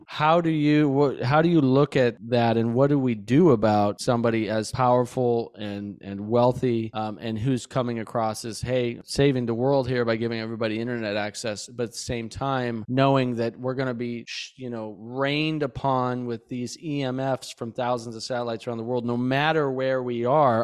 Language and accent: English; Bozeman, Montana, United States; I grew up in Montana, Bozeman, Montana, and spent a lot of time outside as a kid.